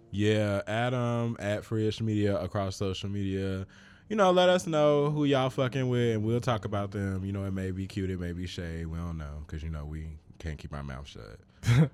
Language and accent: English; Chicago, Illinois, United States; I'm from Chicago